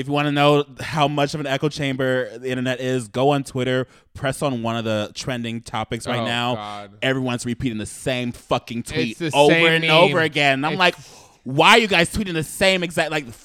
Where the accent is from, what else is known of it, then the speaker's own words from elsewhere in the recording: Southern California, United States; I'm a Southern Californian boy